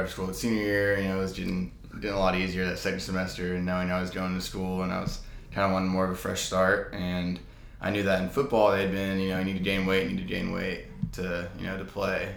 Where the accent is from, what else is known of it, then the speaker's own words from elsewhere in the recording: Arlington, Texas, United States; also born or lived in College Station, Texas; I'm from Arlington, Texas